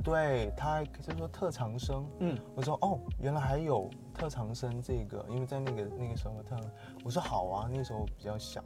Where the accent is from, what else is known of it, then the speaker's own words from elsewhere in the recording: Sanya, Hainan, China; 我是三亚人